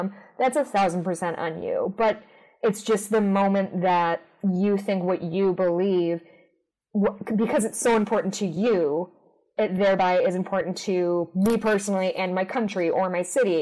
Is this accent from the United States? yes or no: yes; Chicago, Illinois, United States; I grew up in the suburbs of Chicago